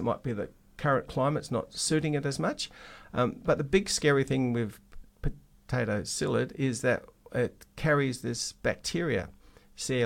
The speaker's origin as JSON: {"language": "English", "region": "Western Australia", "country": "Australia", "said": "we're West Australian, we're very special"}